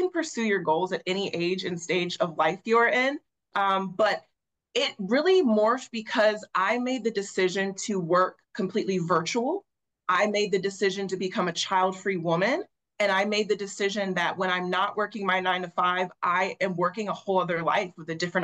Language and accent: English; Norfolk, Virginia, United States; also born or lived in Portsmouth, Virginia; I am from Norfolk, Virginia. I'm currently nomading and traveling out west